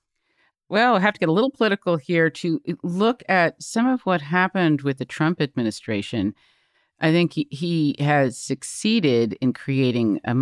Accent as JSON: {"language": "English", "country": "United States", "said": "I come from the United States."}